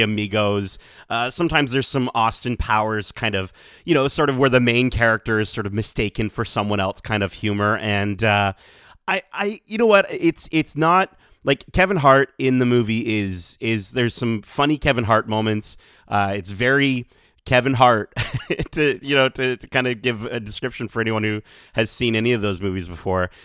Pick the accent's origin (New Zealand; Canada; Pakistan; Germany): Canada; as a Canadian